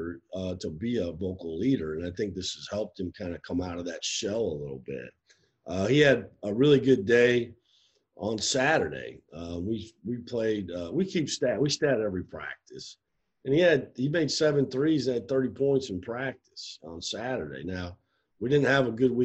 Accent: Iowa, United States; moved away; I'm from Iowa, but I'm kind of from the show me state

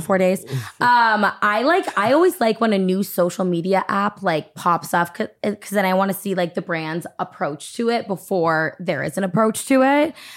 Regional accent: Massachusetts, United States; also born or lived in Nashua, New Hampshire; I grew up in Massachusetts

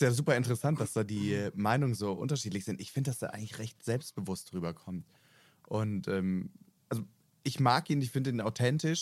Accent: Rhineland-Palatinate, Germany; moved away; Ich komme ja ursprünglich aus der Pfalz

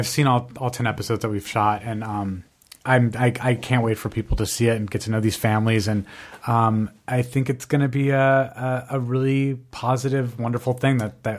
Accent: Albuquerque, New Mexico, United States; and I'm obviously from Albuquerque, New Mexico, as we've been discussing.

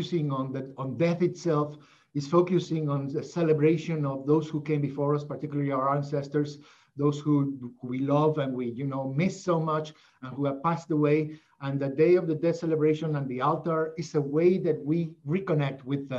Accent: Mexico; moved away as an adult; also born or lived in Northern New Jersey; when we're growing up in Mexico

